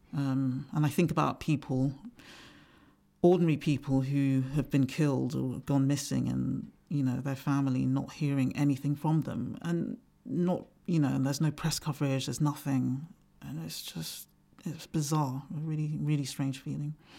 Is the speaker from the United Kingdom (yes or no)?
yes; England, United Kingdom; also born or lived in Nigeria; growing up in England